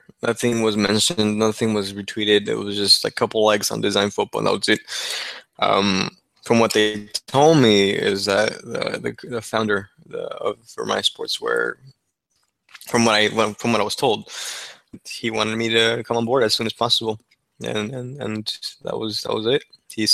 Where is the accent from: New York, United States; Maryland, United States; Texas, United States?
Texas, United States; I was able to agree to work from my hometown here in Texas